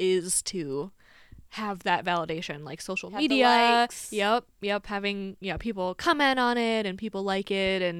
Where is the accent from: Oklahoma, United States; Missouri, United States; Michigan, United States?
Michigan, United States; Lansing; I'm from the Lansing, Michigan area. Yes. Have been all my life. Lived here all my life